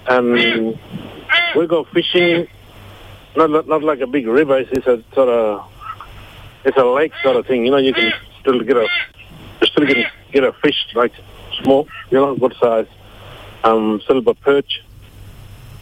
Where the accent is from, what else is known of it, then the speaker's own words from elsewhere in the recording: Marlinja, Northern Territory, Australia; I'm a Mudburra man. And I'm from the Northern Territory, a place called Malinja, near Elliot, and the Northern Territory.